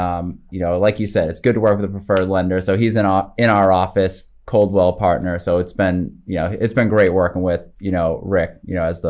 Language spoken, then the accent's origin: English; Hanover, Massachusetts, United States; I grew up in Hanover, so okay. I'm from the South Shore area.